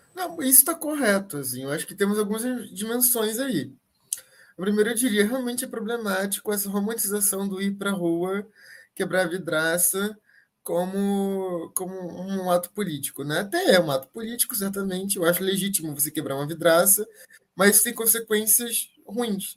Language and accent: Portuguese; Brazil; enquanto brasileiros aqui agora